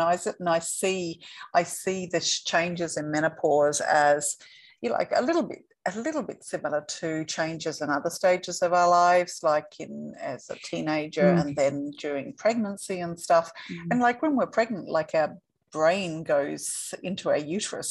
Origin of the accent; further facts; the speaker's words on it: Perth, Western Australia, Australia; moved away; I am from Western Australia, I am from Perth, but I haven't been here for 3.5 years